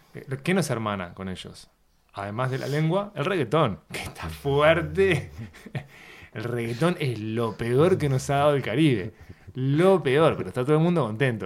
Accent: Uruguay; mi infancia en Uruguay

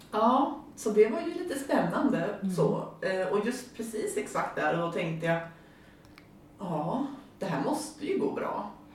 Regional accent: High Coast, Västernorrland County, Sweden; moved away as an adult; also born or lived in Växjö; Jag kommer ju från Höga Kusten

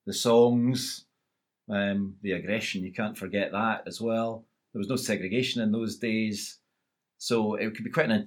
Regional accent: Kirkcaldy, Scotland, United Kingdom; although I was brought up in Kirkcaldy, I grew up as an East Fife supporter

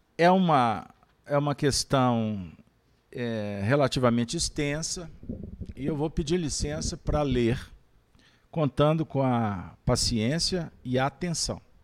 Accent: Pedro Leopoldo, Minas Gerais, Brazil; nasci em Pedro Leopoldo, terra do Chico

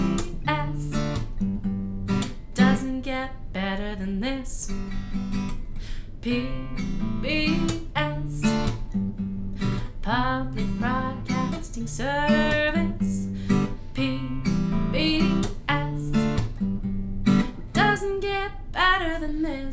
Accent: Rochester, New York, United States; Rochester, New York, our very own hometown. Well, my hometown

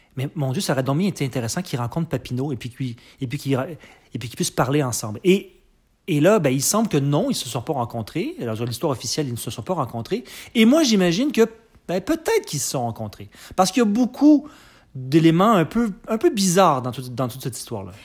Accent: Quebec, Canada; je suis québécois, je suis né je suis né au Québec, mais j'ai des parents français et américains

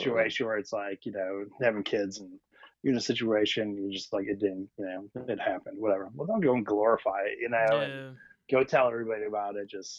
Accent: Oconomowoc, Wisconsin, United States; I grew up in Wisconsin

